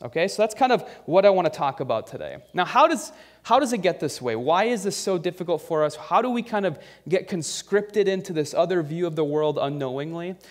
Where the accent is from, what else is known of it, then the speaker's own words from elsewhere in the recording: United States; our love of being an American